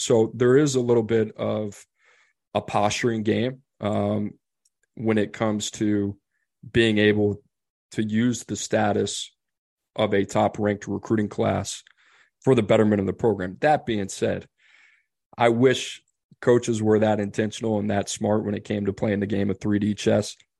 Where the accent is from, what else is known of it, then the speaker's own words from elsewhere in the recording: New Orleans, Louisiana, United States; I grew up in New Orleans